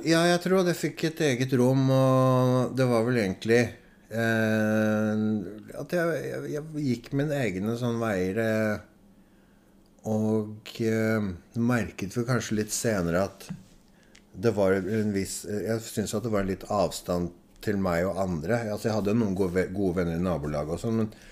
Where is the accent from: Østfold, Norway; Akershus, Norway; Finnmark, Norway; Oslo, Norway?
Oslo, Norway; also born or lived in Adamstuen, Oslo; Jeg vokste opp sammen med besteforeldre, eller foreldrene hennes. da. Eh, da flyttet vi eh, fra Majorstad til Adamstuen